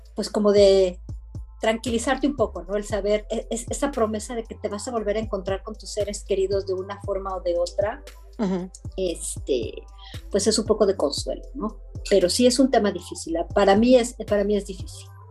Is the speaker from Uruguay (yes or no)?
no; Mexico; now in Belgium; Yo, como mexicano